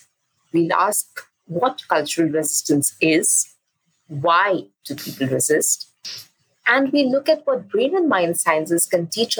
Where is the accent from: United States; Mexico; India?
India; Durgapur, West Bengal; first language English and Bengali; moved away; I am from Durgapur, the small town in eastern India. And I grew up having two first languages, English and Bengali.